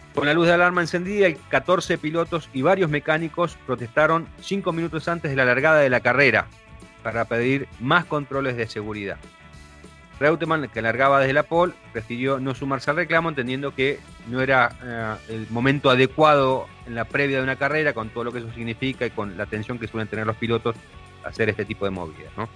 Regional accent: Argentina; cómo somos los argentinos

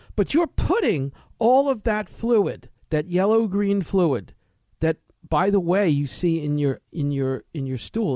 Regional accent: New York City, New York, United States; moved away; I grew up in New York City

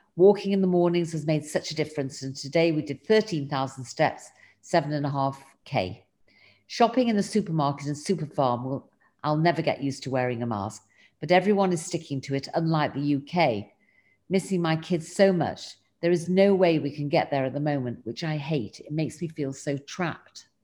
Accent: England, United Kingdom; now in Israel

